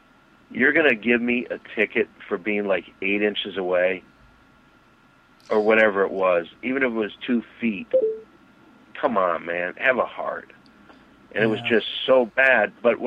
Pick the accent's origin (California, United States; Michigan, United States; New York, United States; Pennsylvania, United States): Michigan, United States; Saginaw Township; I came from Saginaw Township, Michigan, kind of off the bus